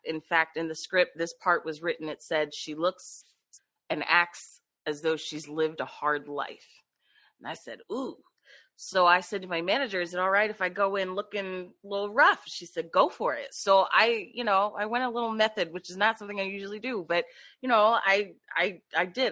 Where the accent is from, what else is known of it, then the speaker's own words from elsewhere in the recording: Philadelphia, Pennsylvania, United States; born and raised in Philadelphia